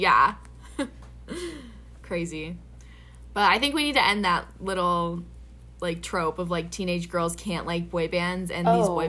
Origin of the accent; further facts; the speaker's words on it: Minnesota, United States; and I'm from Minnesota